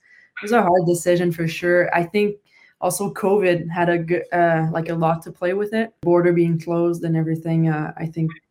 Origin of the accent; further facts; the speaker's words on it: Canada; first language French; English is a second language; moved away as an adult; because French is my first language, and I kind of, you know, I had those classes at school for English